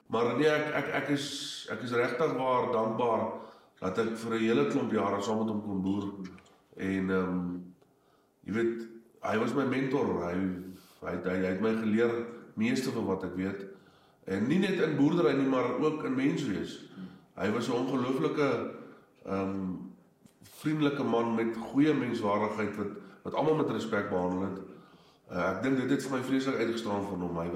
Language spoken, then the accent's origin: Afrikaans; Standerton, Mpumalanga, South Africa; ek is ook al die eh, die vierde generasie op op op, op Standerton. My ou grootjie het hier laat 40s, 1950s wêreld hier aangekom.